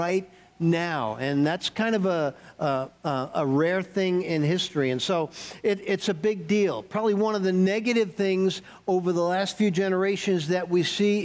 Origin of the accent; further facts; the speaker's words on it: New York, United States; moved away; I grew up in New York, and so I'm a skeptic. I'm a New York skeptic